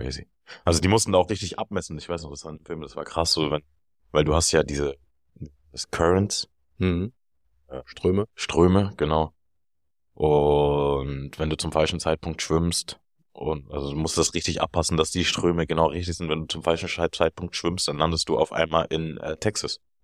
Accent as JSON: {"language": "German", "region": "Berlin", "country": "Germany", "said": "ich bin aus Berlin"}